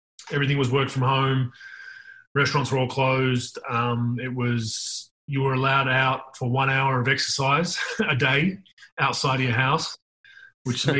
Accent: Australia

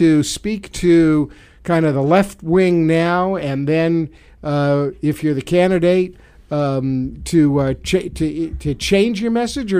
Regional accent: New York City, New York, United States; accent: Brooklyn; moved away; the Brooklyn in me comes out now and again when I talk. People can say, "Where are you from?" and they can tell.

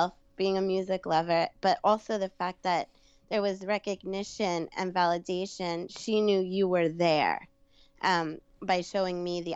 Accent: New York, United States; accent: Brooklyn; I'm from New York

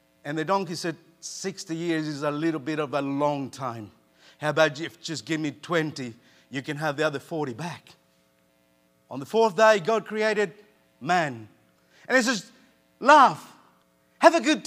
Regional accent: Argentina; moved away; I grew up in Argentina

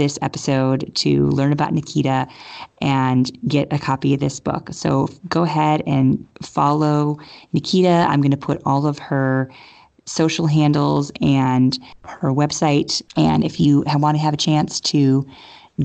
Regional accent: Chicago, Illinois, United States; Being a fellow Chicago girl

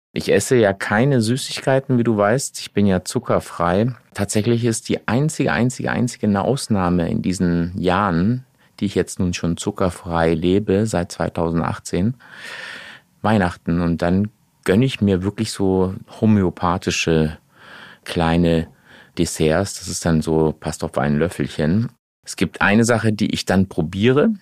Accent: Portugal; Ich bin ja Portugiese, ja, ne, habe auch noch einen portugiesischen Pass

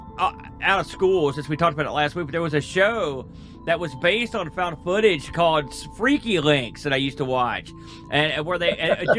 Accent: New Jersey, United States; I think I did. believe it or not, just because I'm from New Jersey.

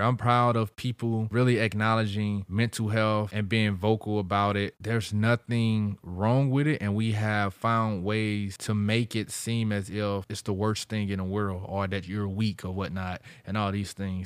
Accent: St. Louis, Missouri, United States; I'm from St. Louis

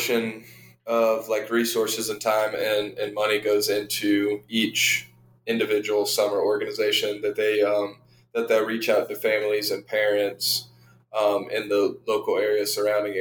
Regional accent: Savannah, Georgia, United States; also born or lived in Arlington, Texas; We moved to the Savannah area when I was in fourth grade, so probably 10-ish years old. Lived around Savannah for the majority up until I left for college.

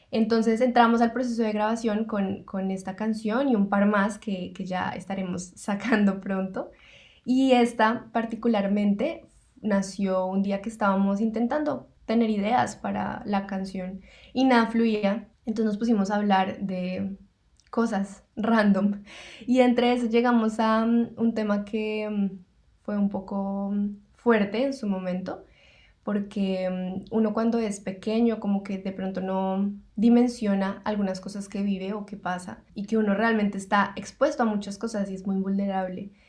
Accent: Bogotá, Colombia; moved away as an adult; now in Melbourne, Australia; nosotros nos conocimos en Colombia, actualmente estamos viviendo en Melbourne, Australia. Ambos somos de Bogotá, la capital de Colombia.

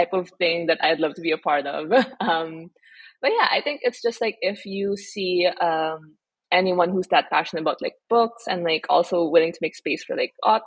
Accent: Philippines

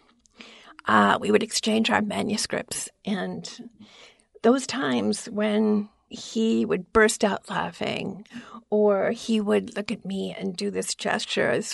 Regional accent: New York City, New York, United States; I grew up in Queens, New York

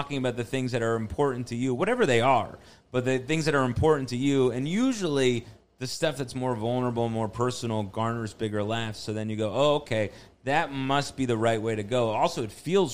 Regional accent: New Jersey, United States; now in Queens, United States; grew up in North Jersey

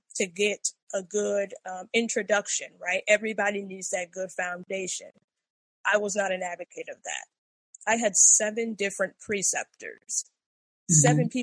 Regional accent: New York City, New York, United States; now in Florida, United States; I'm from the Bronx

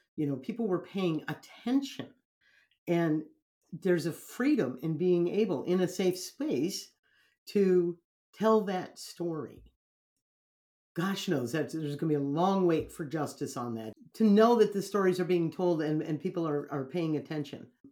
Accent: United States; I'm American

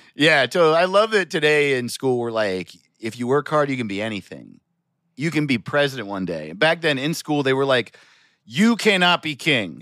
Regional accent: United States; I grew up in America

